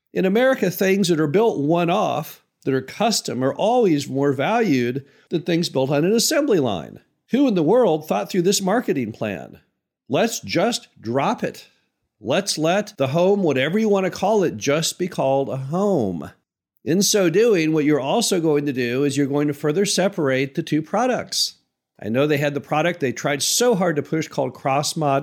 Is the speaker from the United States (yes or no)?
yes; Midwest, United States; as a Midwesterner